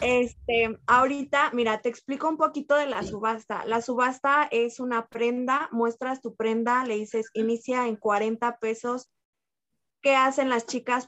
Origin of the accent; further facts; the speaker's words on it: San Miguel de Allende, Guanajuato, Mexico; also born or lived in Querétaro; soy originaria de San Miguel de entonces me vengo para acá